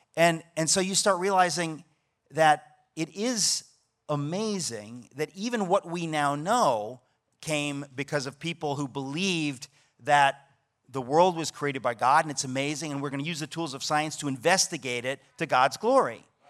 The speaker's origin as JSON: {"language": "English", "region": "New York", "country": "United States", "said": "I'm a New Yorker"}